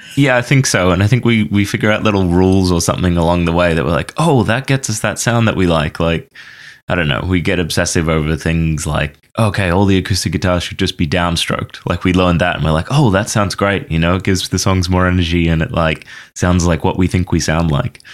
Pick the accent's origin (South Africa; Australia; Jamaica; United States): Australia; moved away as an adult; also born or lived in Banff, Canada; now in Toronto, Canada; I grew up in Australia, and then when I was eighteen, moved to Canada